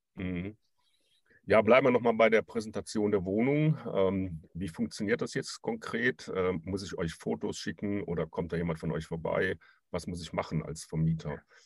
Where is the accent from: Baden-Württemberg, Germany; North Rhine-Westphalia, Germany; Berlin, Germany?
North Rhine-Westphalia, Germany; Cologne region; ich komme ja auch aus der Regi-, Region